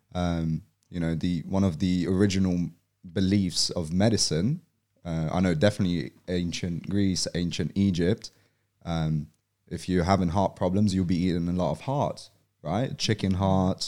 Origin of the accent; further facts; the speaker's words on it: London, United Kingdom; moved away as an adult; also born or lived in Poland; now in Australia; I was born and raised in Poland until I was eight. And then, um, my family moved over to England, to London. Um, and then I grew up in South London